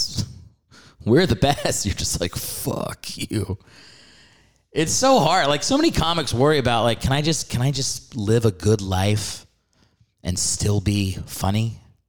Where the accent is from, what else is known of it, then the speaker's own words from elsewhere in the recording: New York, United States; moved away as an adult; now in Los Angeles, United States; I'm from New York, and I used to perform at Broadway Comedy Club there in the city